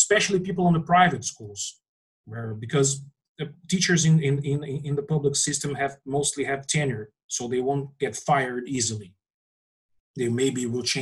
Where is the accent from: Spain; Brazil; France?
Brazil; Here in my hometown